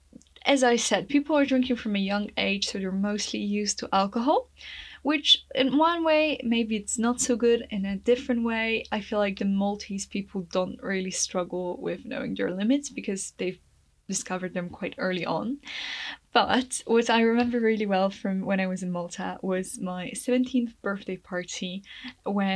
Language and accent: English; Poland; moved away as an adult; also born or lived in England; I was Polish